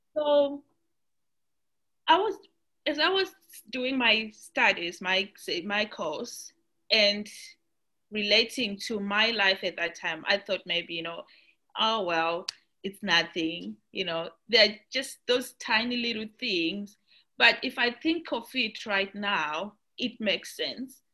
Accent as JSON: {"language": "English", "country": "Zimbabwe", "moved": "yes", "lives_now": "Australia", "said": "I'm from Australia, originally from Zimbabwe"}